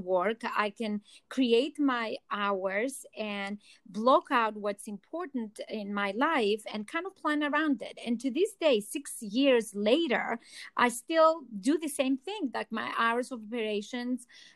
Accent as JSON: {"language": "English", "town": "Athens", "region": "Attica", "country": "Greece", "accent": "Greek", "second_language": "English", "moved": "as an adult", "lives_now": "New York City, United States", "said": "I'm originally from Athens, Greece. That's the accent you're hearing too."}